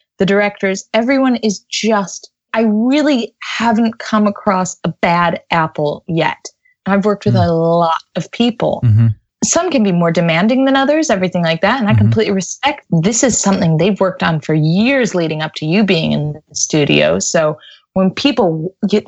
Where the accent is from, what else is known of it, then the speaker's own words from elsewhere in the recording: United States; accent: American; moved away as an adult; now in London, United Kingdom; I'm an American in London, I have a genuine American accent